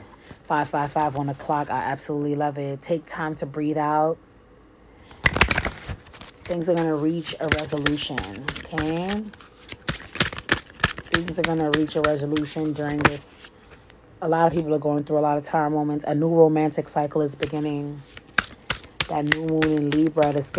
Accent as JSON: {"language": "English", "region": "New York", "country": "United States", "said": "I'm from New York"}